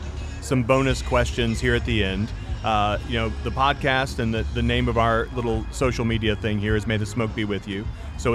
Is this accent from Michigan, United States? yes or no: yes; Michigan, United States; moved away; I'm originally from Michigan.